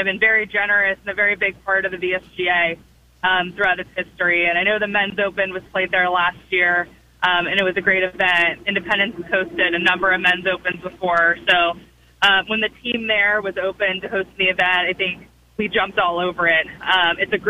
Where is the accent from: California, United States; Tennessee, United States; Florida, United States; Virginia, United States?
Virginia, United States; Ashburn; live in Ashburn, Virginia. I've been from Northern Virginia my whole life